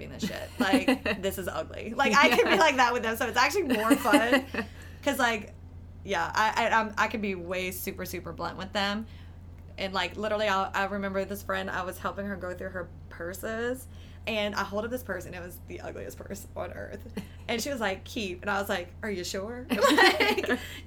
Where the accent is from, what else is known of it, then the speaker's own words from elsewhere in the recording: New Iberia, Louisiana, United States; I'm from the South. I'm from Louisiana. I grew up in New Iberia.